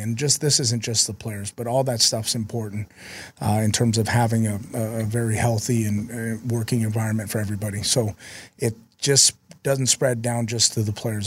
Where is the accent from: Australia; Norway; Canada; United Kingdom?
Canada; Vancouver, British Columbia; also born or lived in South Dakota / Utah; now in Minnesota, United States; I'm from Vancouver, so I'm used to a little cold weather.